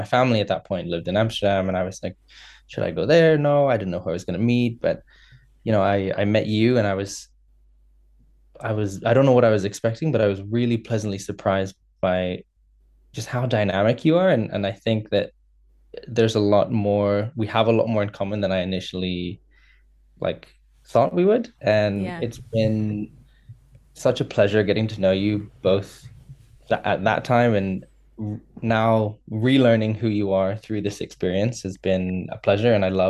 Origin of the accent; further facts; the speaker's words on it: Indonesia; moved away; also born or lived in United Kingdom / China / United States; But I'm originally from Indonesia. I moved to the UK, to China, to the US.